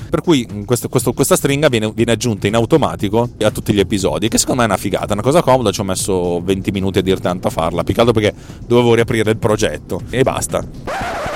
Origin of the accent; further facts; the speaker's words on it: Milan, Lombardy, Italy; io sono di Milano